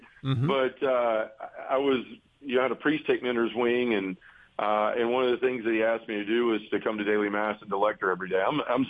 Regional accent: Memphis, Tennessee, United States; I was born and raised here in Memphis, you know, I still live here. Love the city.

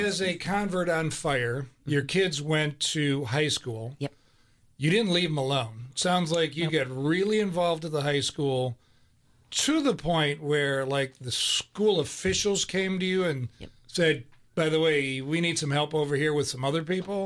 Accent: the North, United States; moved away as an adult; also born or lived in Birmingham; I grew up in the North.

